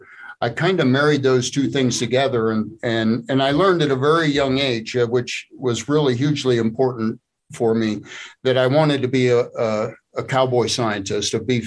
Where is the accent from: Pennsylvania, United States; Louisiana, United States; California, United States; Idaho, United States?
Pennsylvania, United States; State College; But I grew up here in Happy Valley and in State College, Pennsylvania, and I spent most of my career in working for Big Ten universities.